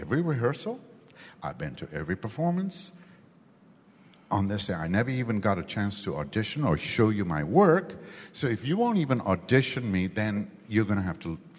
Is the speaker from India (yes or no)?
yes; India; born or raised there; now in United States